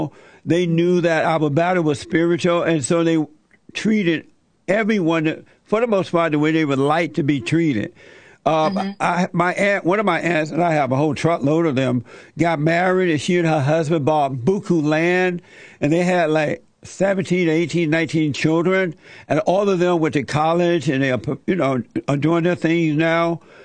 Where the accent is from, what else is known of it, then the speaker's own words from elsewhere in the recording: Alabama, United States; I grew up in Alabama on a plantation and under the Jim Crow laws.